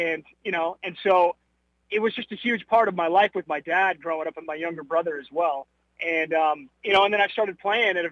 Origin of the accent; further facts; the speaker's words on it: Huntington Beach, California, United States; moved away as an adult; also born or lived in Virginia / Fayetteville, Arkansas / Louisville, Kentucky; now in Dallas, United States; growing up in Southern California and Huntington Beach